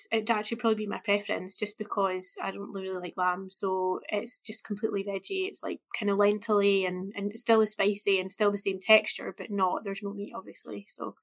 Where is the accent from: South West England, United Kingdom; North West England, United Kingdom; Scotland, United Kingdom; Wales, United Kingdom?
Scotland, United Kingdom; me as a Scottish person